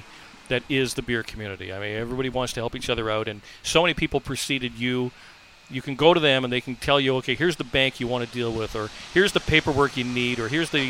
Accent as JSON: {"language": "English", "town": "Vancouver", "region": "British Columbia", "country": "Canada", "tie": "born or raised there", "said": "I'm born and raised in Vancouver, live in Vancouver."}